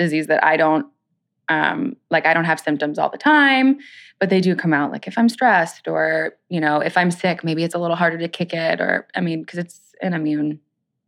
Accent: New Jersey, United States; growing up in Jersey

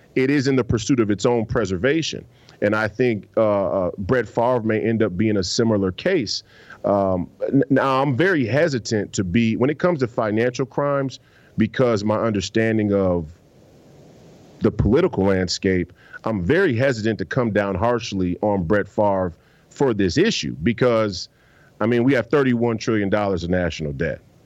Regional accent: Minneapolis, Minnesota, United States; I'm from the Twin Cities

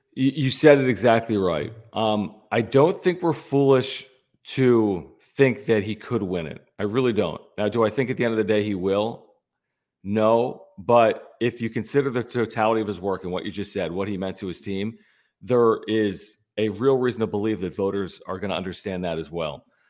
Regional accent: Philadelphia, Pennsylvania, United States; also born or lived in San Diego; I was born and raised in Philadelphia

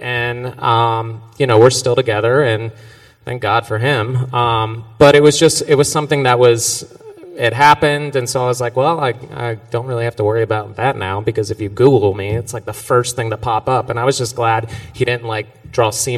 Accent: Georgia, United States; now in New York, United States; I come from Georgia

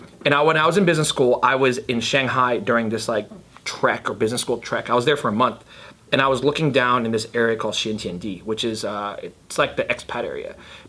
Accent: California, United States; I am from NorCal, but most of my energy, people are like, oh, you talk like

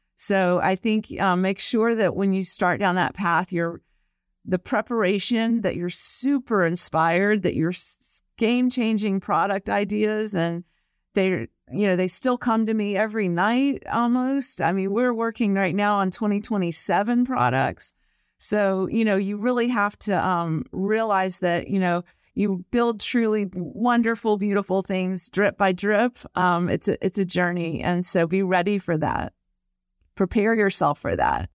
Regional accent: the South, United States; I'm from the South

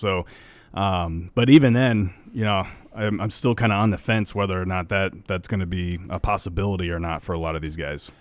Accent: Nebraska, United States; we grew up in Nebraska

